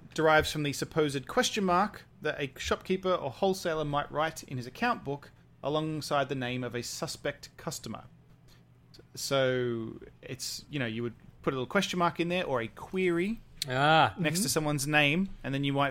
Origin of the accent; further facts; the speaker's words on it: United Kingdom; moved away as an adult; I'm too British